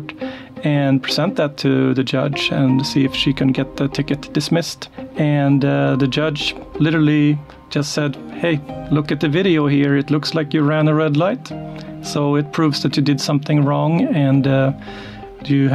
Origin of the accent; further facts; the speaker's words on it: Sweden; moved away as an adult; also born or lived in Linköping; now in Beaverton, United States; I grew up in Sweden